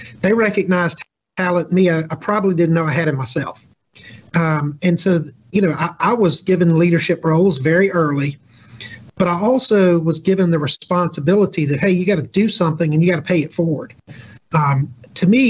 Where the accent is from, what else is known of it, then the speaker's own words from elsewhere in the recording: Jackson, Mississippi, United States; now in Mississippi Gulf Coast, United States; I'm not actually from the coast. I'm from Jackson.